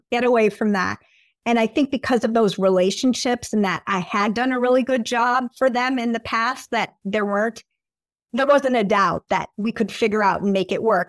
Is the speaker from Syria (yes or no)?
no; Appleton, Wisconsin, United States; moved away as an adult; also born or lived in Michigan / New York / Washington, D.C.; I grew up in Appleton, Wisconsin. The accent comes out when I say Wisconsin